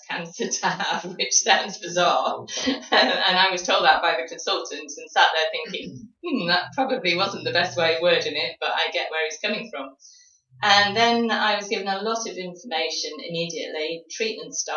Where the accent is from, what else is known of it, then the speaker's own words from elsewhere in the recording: High Peak, East Midlands, United Kingdom; moved away as an adult; also born or lived in Bristol; now in Exeter, United Kingdom; I was originally born in the High Peak.